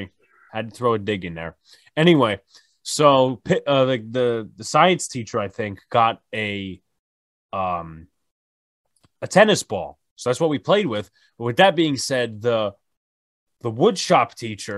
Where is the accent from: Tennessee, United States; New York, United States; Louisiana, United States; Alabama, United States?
New York, United States; also born or lived in Pennsylvania; I'm New Yorkers, so I could call it a Johnny Pump. But anyway – don't worry, I'm not one of them transplants. I was born in New York, moved to Pennsylvania, moved back to New York